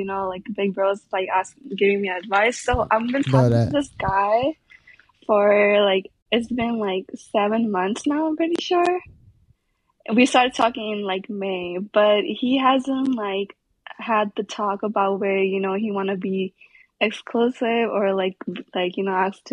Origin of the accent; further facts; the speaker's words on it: Pakistan; moved away as an adult; now in United States; I'm originally from Pakistan